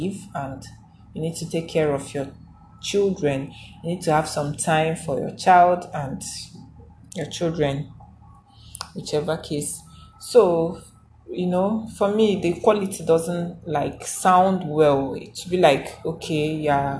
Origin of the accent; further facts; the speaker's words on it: Igboland, Nigeria; I'm a Nigerian, I'm an Africa, I'm Igbo